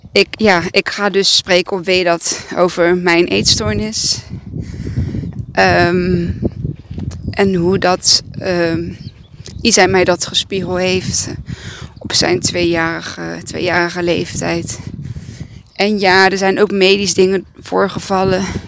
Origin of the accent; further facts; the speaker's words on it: Serbia; now in Breda, Netherlands; het is Servië, dat is mijn vaderland